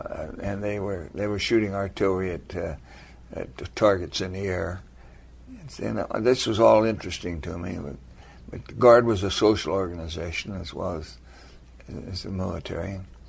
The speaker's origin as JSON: {"language": "English", "town": "Olympia", "region": "Washington", "country": "United States", "tie": "born or raised there", "said": "Born and raised in Olympia, Washington. It was a great place to be raised."}